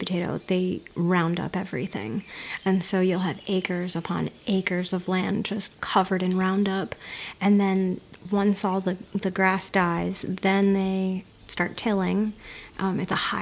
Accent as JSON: {"language": "English", "region": "New Jersey", "country": "United States", "tie": "born or raised there", "moved": "yes", "lives_now": "Hawaii, United States", "said": "I grew up in the Garden State in New Jersey."}